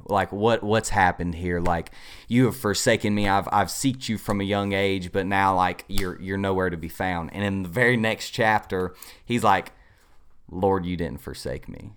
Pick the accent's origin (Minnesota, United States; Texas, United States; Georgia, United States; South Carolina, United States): South Carolina, United States; Inman; I am originally from Inman, South Carolina, just right down the road. Uh, grew up there all my life